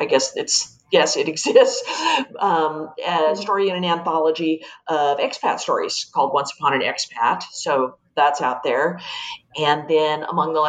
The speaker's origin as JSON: {"language": "English", "town": "Los Angeles", "region": "California", "country": "United States", "tie": "born or raised there", "said": "I was born in Los Angeles, like Elena was, grew up in a setting very similar to that of her childhood, the LA foothills"}